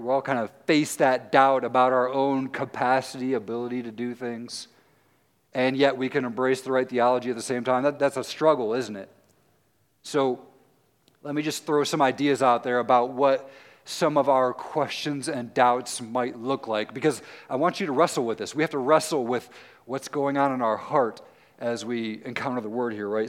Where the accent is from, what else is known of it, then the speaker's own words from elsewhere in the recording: Tennessee, United States; now in Muncie, United States; I'm from Tennessee